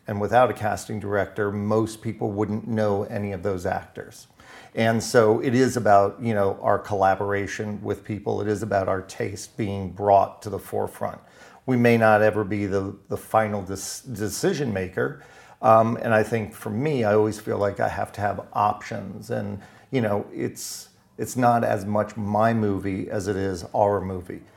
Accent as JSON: {"language": "English", "town": "West Palm Beach", "region": "Florida", "country": "United States", "tie": "born or raised there", "said": "I am from Florida. I was raised in West Palm Beach, Florida"}